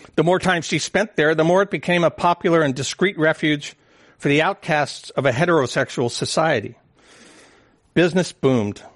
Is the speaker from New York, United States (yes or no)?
no; San Francisco, California, United States; growing up in San Francisco